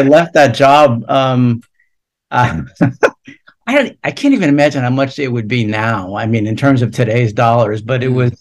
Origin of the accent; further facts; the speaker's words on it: New Jersey, United States; also born or lived in Long Island; I grew up in New Jersey, right outside New York City